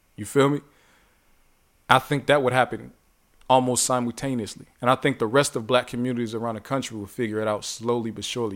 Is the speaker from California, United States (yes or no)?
no; Youngstown, Ohio, United States; I'm from Youngstown. My people in Youngstown